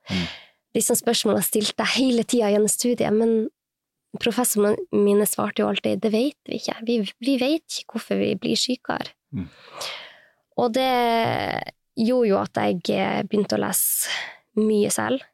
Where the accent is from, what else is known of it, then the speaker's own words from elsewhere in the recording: Sortland, Nordland, Norway; also born or lived in United States; now in Oslo, Norway; Jeg er fra Nord-Norge. Jeg er fra Sortland i Vesterålen